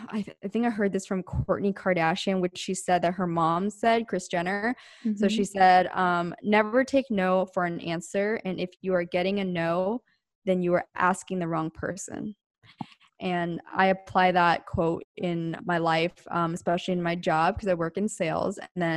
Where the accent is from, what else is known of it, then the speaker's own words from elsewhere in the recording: East Coast, United States; Well, I'm from the East Coast and I used to be in very, very cold winters just because we had four seasons over there.